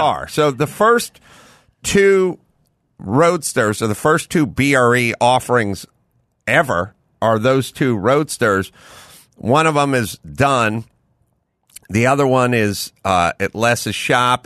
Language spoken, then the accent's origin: English; Southern California, United States; I'm from SoCal